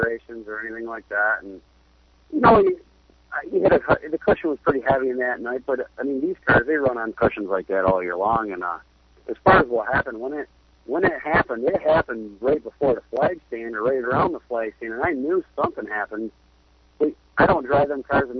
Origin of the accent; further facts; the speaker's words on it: near Watertown, New York, United States; Watertown, New York, like 10 minutes from my hometown